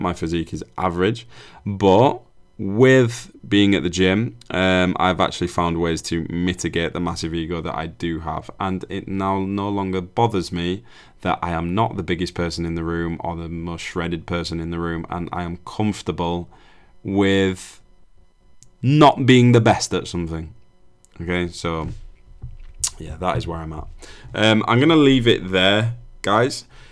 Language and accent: English; United Kingdom; we're very guilty of as British people.